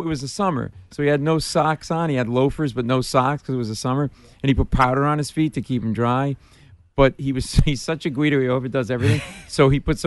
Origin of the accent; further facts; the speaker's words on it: Providence, Rhode Island, United States; moved away as an adult; also born or lived in Washington, D.C.; now in New York, United States; I grew up in Providence, an Italian neighborhood, you know, Charles Street